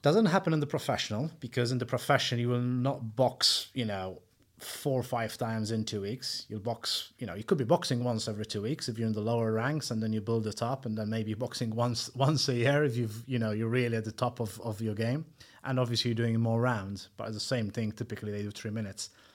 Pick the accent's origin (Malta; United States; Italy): Malta; moved away as an adult; now in United Kingdom; I'm originally from Malta